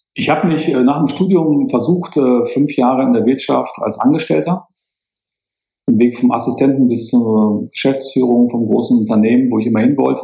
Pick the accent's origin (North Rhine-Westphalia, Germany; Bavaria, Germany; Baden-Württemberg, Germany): North Rhine-Westphalia, Germany; Münster; now in Munich, Germany; bei uns in Münster